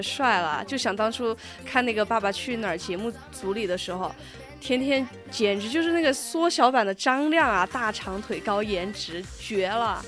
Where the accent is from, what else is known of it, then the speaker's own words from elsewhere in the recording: China; 我们中国人，不像他们西方人